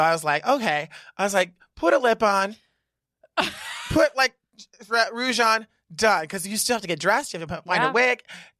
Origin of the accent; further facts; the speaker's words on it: Reno, Nevada, United States; now in New York, United States; I'm from Reno, Nevada.